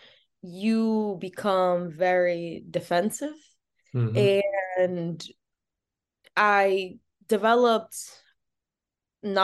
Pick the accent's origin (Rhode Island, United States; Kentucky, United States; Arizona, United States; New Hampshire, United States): Rhode Island, United States; Providence; I was born and raised in Providence.